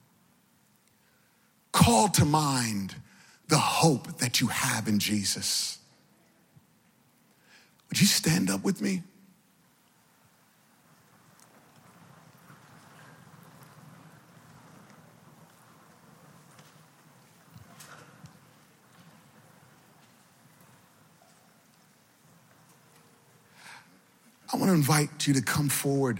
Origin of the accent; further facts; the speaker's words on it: Virginia, United States; now in New York City, United States; I'm originally from Virginia